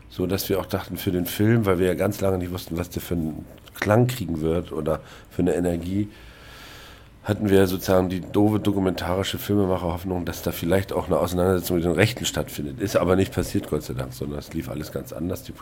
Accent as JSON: {"language": "German", "region": "East Germany", "country": "Germany", "said": "Als Ossi war mir das nicht klar."}